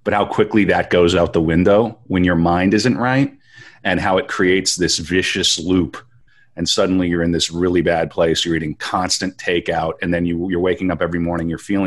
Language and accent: English; Western North Dakota, United States; I grew up in Western North Dakota.